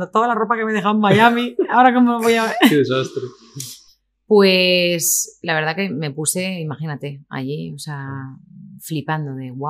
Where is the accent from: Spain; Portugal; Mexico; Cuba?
Spain; Madrid, Community of Madrid; soy muy, muy española. Mm. Entonces eh, me gusta el tardeo, las tapitas, la cervecita, mm. eh, pasar por las calles de, mi tierra, de Madrid